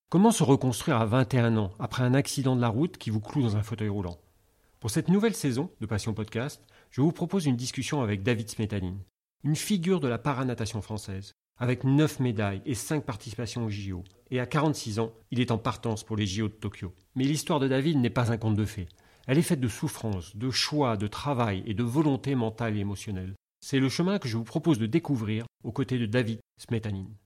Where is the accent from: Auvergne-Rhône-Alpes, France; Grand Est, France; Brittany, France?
Auvergne-Rhône-Alpes, France; Grenoble; Je suis né à Grenoble